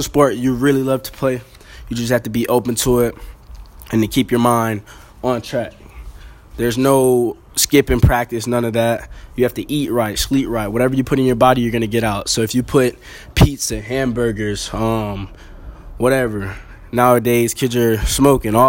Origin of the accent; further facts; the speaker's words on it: Pahokee, Florida, United States; I'm a kid from Pahokee, Florida. Really out there, there's nothing but football and the streets